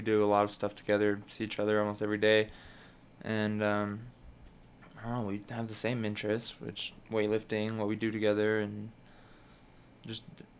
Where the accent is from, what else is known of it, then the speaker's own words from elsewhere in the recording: Utah, United States; I'm from Utah, same as my brother.